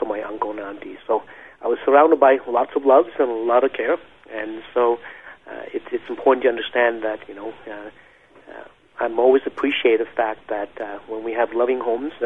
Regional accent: Bien Hoa, Dong Nai, Vietnam; now in Canada; I was born in the late 60s, in 1969, in a city called Binghua, in the province of Dong Nai, in what is known at that time, southern Vietnam

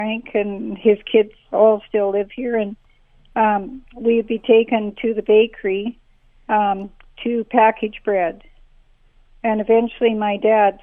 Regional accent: Estevan, Saskatchewan, Canada; I was born in Estevan and raised here

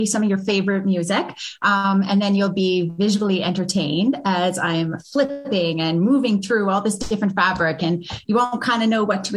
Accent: Edmonton, Alberta, Canada; now in Fort Saskatchewan, Canada; I grew up in Edmonton, and in 2005, I moved to Fort Saskatchewan, and Fort Saskatchewan has been my home since then.

